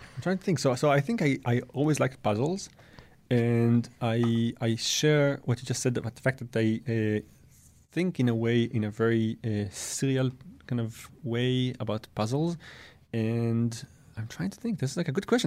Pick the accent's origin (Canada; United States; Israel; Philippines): Israel; also born or lived in France; I, I was born in France and raised in Israel